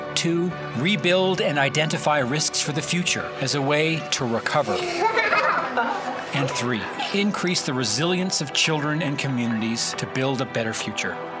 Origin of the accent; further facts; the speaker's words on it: Moncton, New Brunswick, Canada; growing up in Moncton, New Brunswick, I had about a two kilometer walk to school